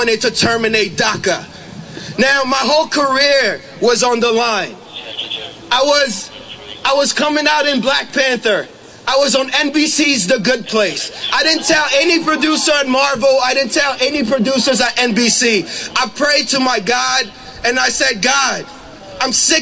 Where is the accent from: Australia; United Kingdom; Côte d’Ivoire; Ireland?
Côte d’Ivoire; now in United States; I am from the Ivory Coast in West Africa